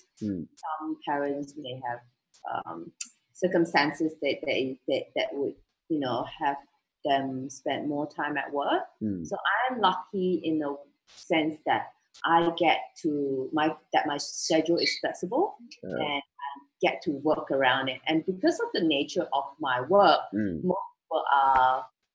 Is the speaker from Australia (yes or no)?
no; Malaysia; now in Singapore; I'm from Malaysia, so my siblings and my dad is still back in Malaysia.